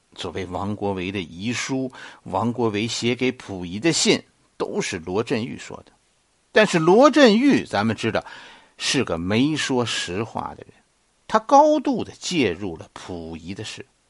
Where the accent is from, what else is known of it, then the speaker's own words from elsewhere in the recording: Beijing, China; 作为一个北京人